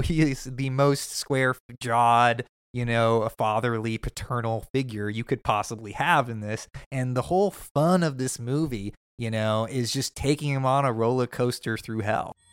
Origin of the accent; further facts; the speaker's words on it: Midwest, United States; I'm from the Midwest